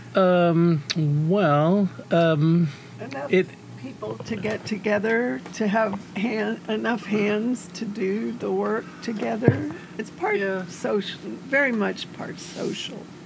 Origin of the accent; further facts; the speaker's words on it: San Antonio, Texas, United States; I'm from San Antonio, Texas